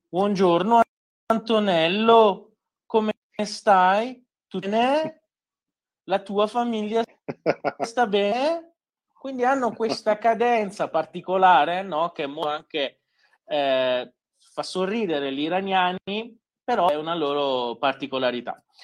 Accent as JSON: {"language": "Italian", "country": "Iran", "also_born_or_lived": "Isfahan (maternal family)", "said": "Io da iraniano"}